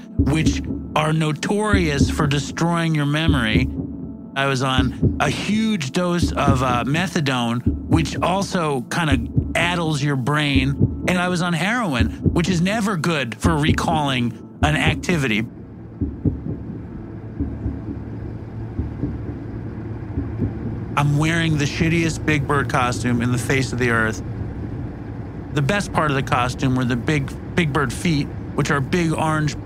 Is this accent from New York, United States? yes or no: yes; New York City, New York, United States; I'm a New Yorker